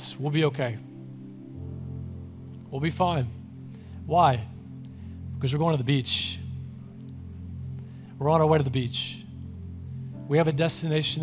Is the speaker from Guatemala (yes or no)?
no; Mississippi, United States; I'm from Mississippi